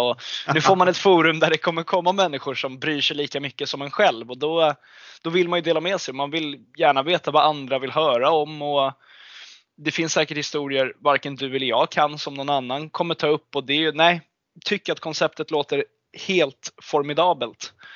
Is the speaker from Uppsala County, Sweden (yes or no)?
no; Stockholm, Stockholm County, Sweden; jag är 21 år gammal och kommer från Stockholm